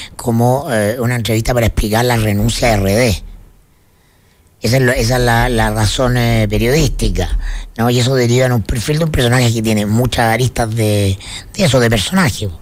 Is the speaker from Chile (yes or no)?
yes; Chile